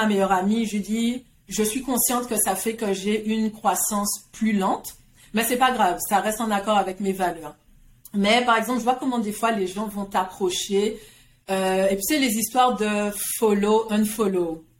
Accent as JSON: {"language": "French", "country": "Guadeloupe", "tie": "born or raised there", "also_born_or_lived": "France", "moved": "as an adult", "said": "j'ai grandi en Guadeloupe"}